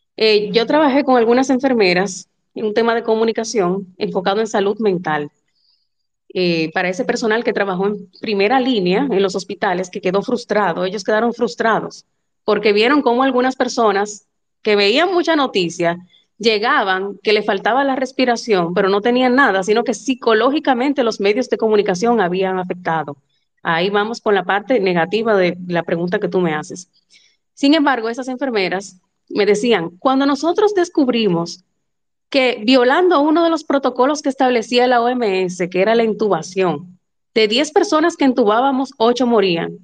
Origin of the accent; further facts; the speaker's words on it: Dominican Republic; como yo, que somos dominicanos.